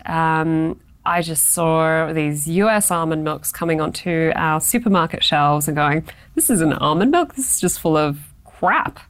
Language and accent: English; Australia; being very Australian